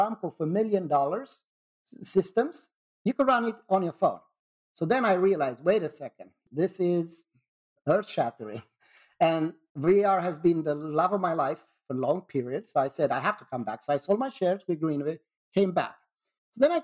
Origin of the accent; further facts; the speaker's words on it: Sweden; I'm from Sweden